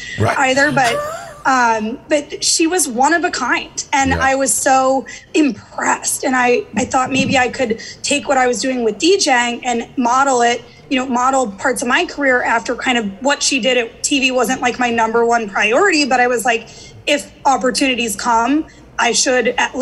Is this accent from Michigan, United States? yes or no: no; St. Louis, Missouri, United States; moved away as an adult; also born or lived in Atlanta; now in New York, United States; I grew up in St. Louis